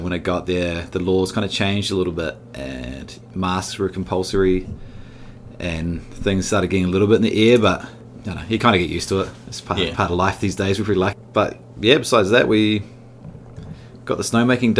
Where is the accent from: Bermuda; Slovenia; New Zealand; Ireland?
New Zealand; Alexandra, Otago; also born or lived in Riversdale, Southland / Dunedin / Finland / Sweden; now in Wanaka, New Zealand; It's from Southland, a little place called Riversdale. Then Dunners for basically all primary school. Alexandra for intermediate and high school.